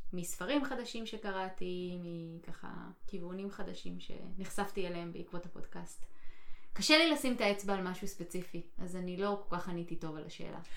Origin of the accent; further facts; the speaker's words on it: Israel; now in United States; אני במדינה אחרת עכשיו, לא במדינה כן. שאני גדלתי בה